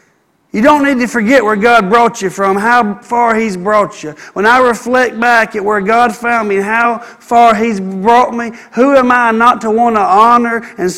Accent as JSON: {"language": "English", "town": "Gardendale", "region": "Alabama", "country": "United States", "said": "Where are you from? Trafford, Bradford, Pinson. That's where I'm from. That's where I'm from. I'm from Gardendale."}